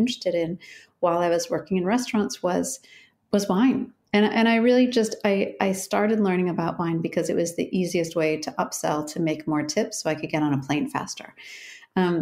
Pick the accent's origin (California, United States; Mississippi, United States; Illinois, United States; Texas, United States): Illinois, United States; Chicago; moved away as an adult; also born or lived in Syracuse / Denmark; now in Oregon, United States; I'm from Chicago, and I went to Syracuse